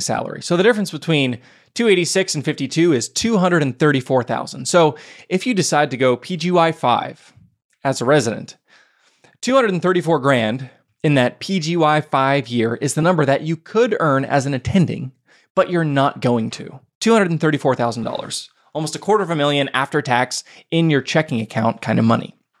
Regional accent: Pittsburgh, Pennsylvania, United States; my hometown of Pittsburgh, Pennsylvania

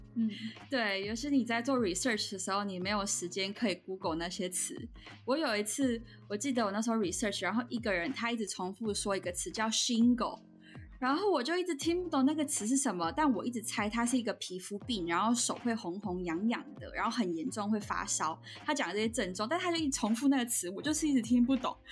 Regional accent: Taiwan; also born or lived in Ontario, Canada; now in Canada; 那回台湾就是它当然是什么都比较便宜

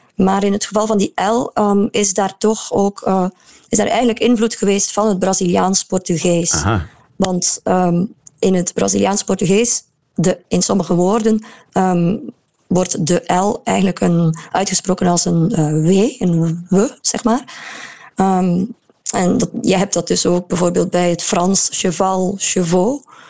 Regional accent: Maldegem, Flanders, Belgium; accent: Maldegem dialect; dat hoor je nu nog heel veel in het dialect waar, waar ik vandaan kom, Maldegem

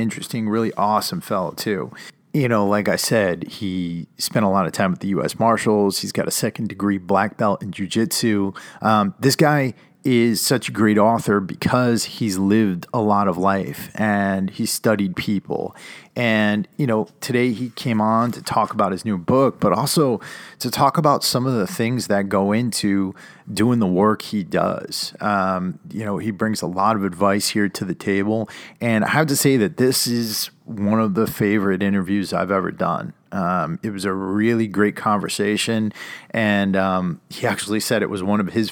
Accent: Connecticut, United States; moved away as an adult; I grew up in Connecticut

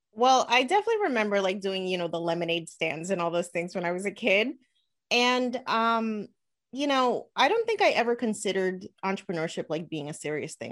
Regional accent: Elizabeth, New Jersey, United States; I actually grew up in Elizabeth, New Jersey. So, I was born and raised in New Jersey

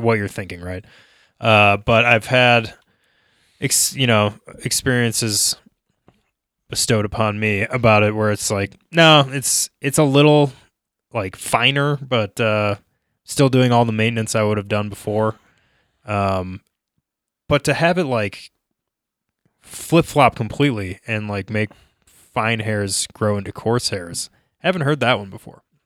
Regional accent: Minnesota, United States; now in Denver, United States; growing up in Minnesota

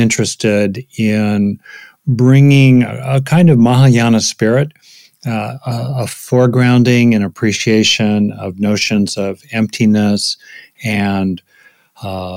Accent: United States; most of my work as an American psychologist

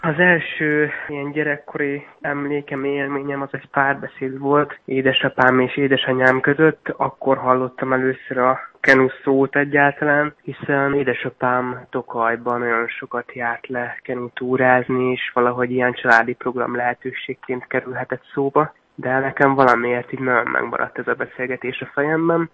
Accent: Miskolc, Borsod-Abaúj-Zemplén, Hungary; Miskolcon ugye, én Miskolci születésű vagyok, és a Csorbatavon, Miskolci Csorbatavon edzettünk.

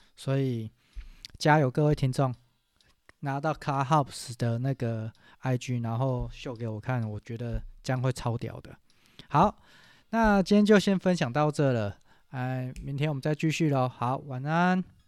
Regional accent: Taiwan; 如果用我们台湾话讲

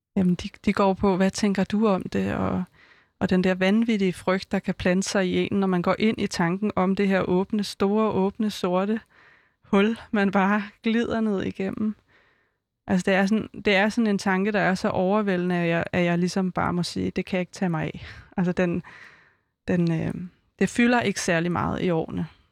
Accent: Vestegnen, Capital Region of Denmark, Denmark; jeg er jo fra Vestegnen

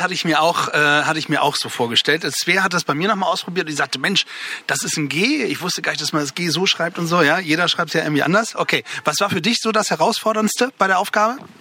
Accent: Germany; aus meinem Heimatdorf kommen, nämlich aus Lunenstedt

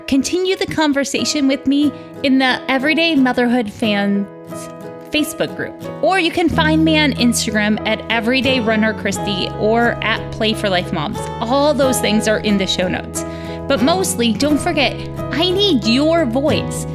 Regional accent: United States; I'm American

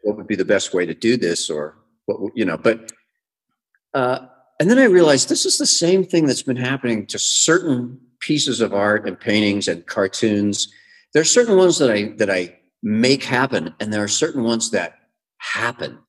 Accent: United States; moved away as an adult; now in Mexico; as an American

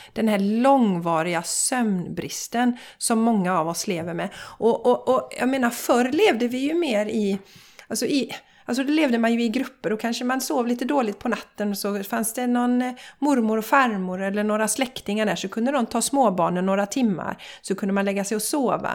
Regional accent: Borås, Västra Götaland, Sweden; now in Gothenburg area, Sweden; vi är ju båda från Borås

